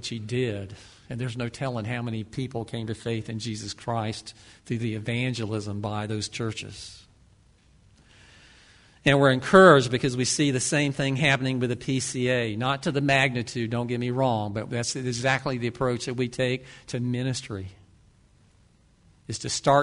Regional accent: Ocala, Florida, United States; I grew up in Ocala

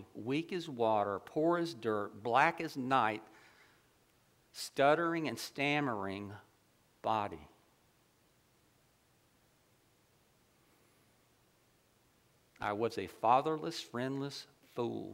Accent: Ocala, Florida, United States; I grew up in Ocala

